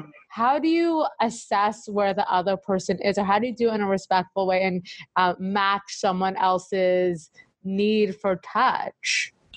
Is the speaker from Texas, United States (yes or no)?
no; Los Angeles, California, United States; I'm an LA native